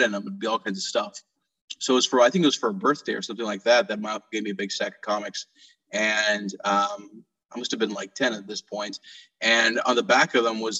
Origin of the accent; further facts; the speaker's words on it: Karachi, Sindh, Pakistan; moved away; I grew up over in Karachi, Pakistan